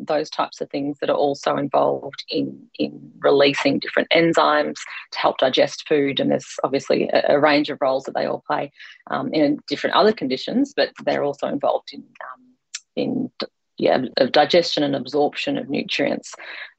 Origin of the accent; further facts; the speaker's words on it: Queensland, Australia; also born or lived in Victoria; So I grew up in Victoria, but moved to Queensland when I was quite young. So I've grown up mostly in Queensland.